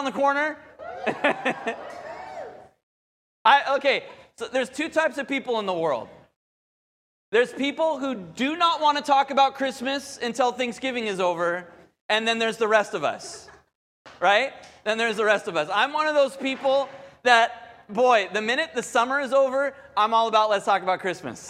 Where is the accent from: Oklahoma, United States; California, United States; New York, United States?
California, United States; Southern; growing up in Southern California